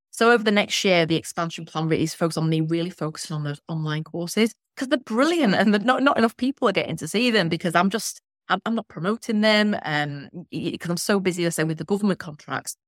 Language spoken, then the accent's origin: English; Blackpool, North West England, United Kingdom; I'm from Blackpool.